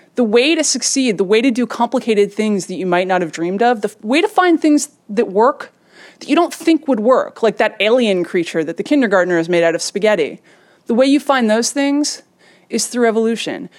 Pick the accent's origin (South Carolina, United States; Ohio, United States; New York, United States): New York, United States; I grew up in New York, so I was not very far, I was a couple miles from the site